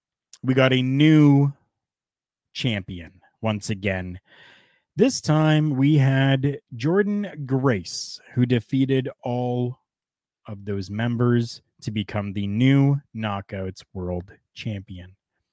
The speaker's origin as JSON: {"language": "English", "country": "Canada"}